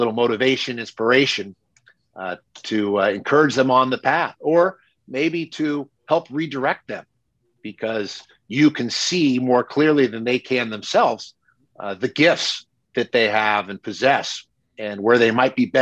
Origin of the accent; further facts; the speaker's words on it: Bay Area, California, United States; I grew up in the Bay Area with some great voices